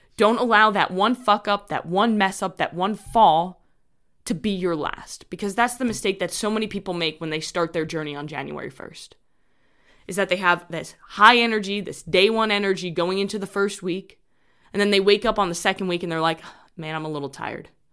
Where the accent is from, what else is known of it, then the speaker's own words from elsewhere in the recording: New York, United States; I'm from New York